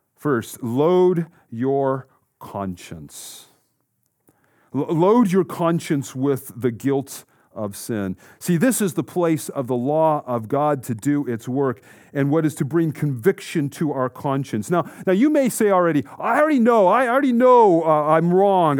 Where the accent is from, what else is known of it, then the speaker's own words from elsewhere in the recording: Colorado, United States; Growing up in Colorado, in an active family who loved the outdoors